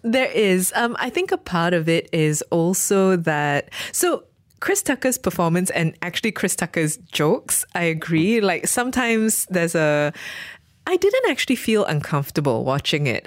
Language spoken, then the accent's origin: English; Malaysia; I am a Malaysian Chinese person